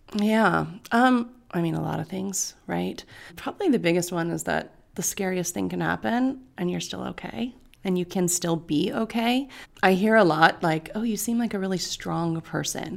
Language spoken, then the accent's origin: English; Bay Area, California, United States; now in Los Angeles, United States; I was born in the Bay Area